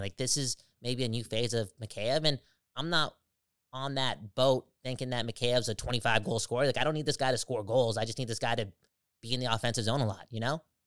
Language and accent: English; Canada; I'm Canadian. I am Canada